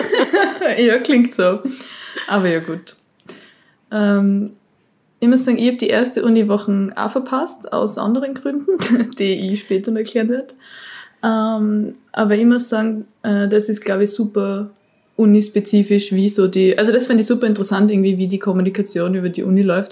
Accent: Austria; bei uns in Österreich

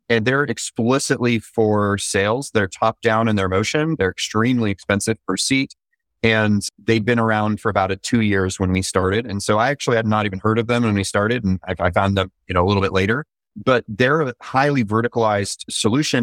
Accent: Utah, United States; also born or lived in San Francisco; now in Orange County, United States; I'm originally from Utah

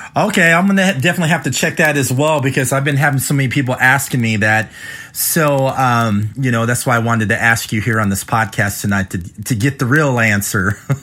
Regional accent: Midwest, United States; also born or lived in West Coast; I live in the Midwest, but um, you know I grew up out in the West Coast as well. Most of my life in the Midwest

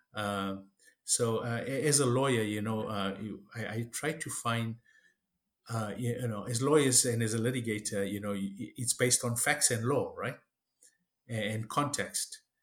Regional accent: South Africa; moved away as an adult; now in Canada; I was born and raised in South Africa uh, of Indian ancestry, third generation

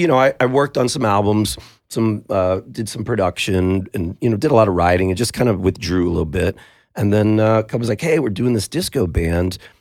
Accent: United States; we're just guys from North County

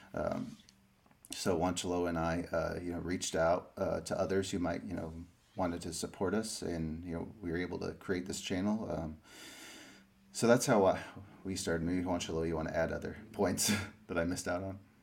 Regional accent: Springfield, Illinois, United States; also born or lived in Peru; I moved to uh, you know Illinois. Grew up in a city called Springfield for a lot of my life.

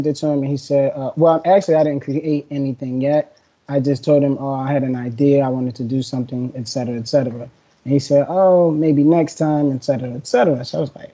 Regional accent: Atlantic City, New Jersey, United States; also born or lived in Pleasantville, New Jersey; born and raised in Atlantic City, went to Atlantic City High School, transferred to Pleasantville High School, my eighth grade

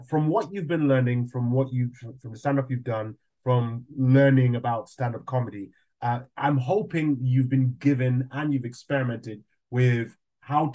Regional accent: Nigeria; accent: Nigerian; now in United Kingdom; I'm half Nigerian and I grew up in Nigeria, so I can do the Nigerian accent.

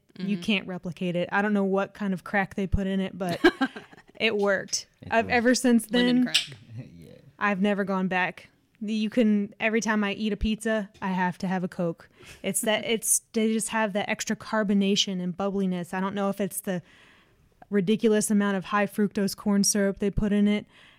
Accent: South Texas, United States; Growing up in South Texas

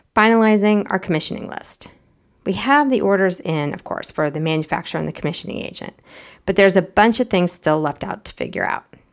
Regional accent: United States; As an American

